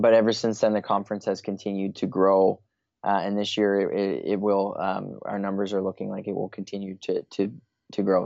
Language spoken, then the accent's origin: English; Eastern Canada, Canada; moved away; I'm originally from Eastern Canada, currently living, uh, in Western Canada